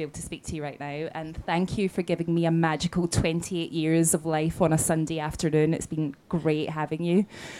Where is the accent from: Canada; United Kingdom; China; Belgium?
United Kingdom; Scotland; I'm Scottish. You might not understand what I'm saying.